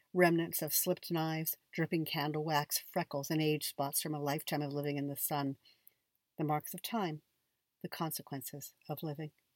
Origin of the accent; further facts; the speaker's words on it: Niagara Falls, Ontario, Canada; when I was a kid growing up in Canada